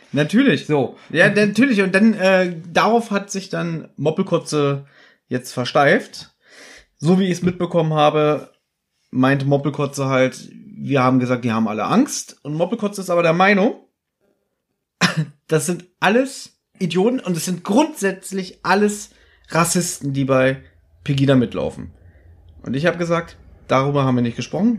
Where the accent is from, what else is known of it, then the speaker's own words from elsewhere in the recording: Berlin, Germany; Ich bin in Berlin geboren und äh, bin hier allein in dieser großen Stadt